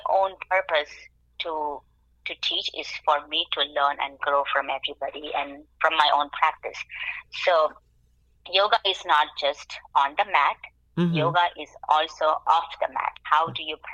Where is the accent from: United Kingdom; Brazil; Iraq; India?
India; now in Lehigh Valley, United States; me being from an Indian origin